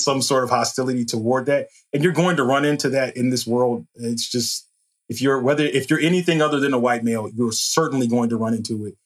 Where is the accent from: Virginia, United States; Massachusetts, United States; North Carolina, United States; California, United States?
Virginia, United States; Hampton; now in Richmond, United States; I'm from Hampton, Virginia